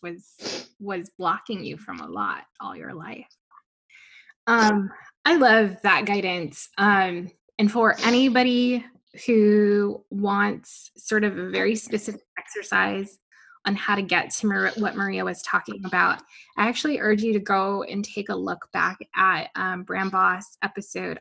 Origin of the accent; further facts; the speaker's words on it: Guam; I'm, I'm from Guam. I'm from the island.